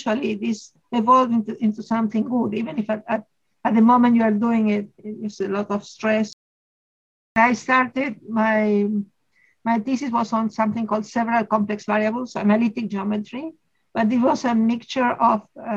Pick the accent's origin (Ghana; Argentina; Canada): Argentina; I am a mathematician from Argentina. I've always lived in Argentina.